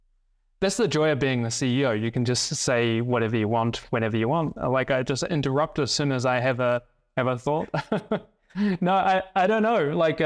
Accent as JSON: {"language": "English", "region": "South Island", "country": "New Zealand", "tie": "born or raised there", "also_born_or_lived": "Thailand", "said": "I lived in Thailand actually as a young kid, but then spent most of my childhood growing up in the South Island of New Zealand. I went to a boarding school because I lived on a farm."}